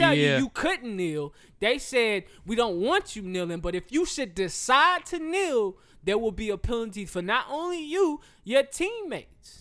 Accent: the South, United States; I am from the South.

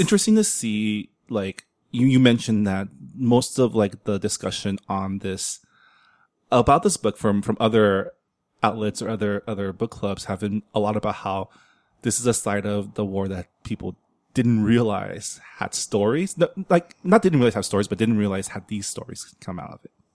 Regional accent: San Gabriel, California, United States; growing up in San Gabriel, um, most of my friends in high school were Vietnamese

